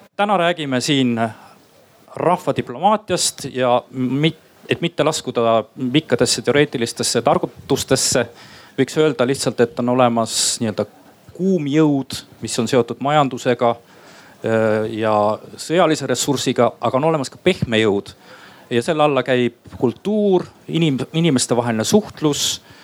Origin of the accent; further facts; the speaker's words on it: Estonia; ma olen lihtsalt üks Eesti inimene